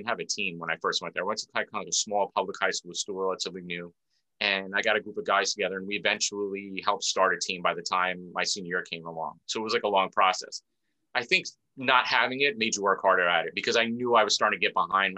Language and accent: English; New York City, New York, United States; also born or lived in Philadelphia; I'm from Queens, New York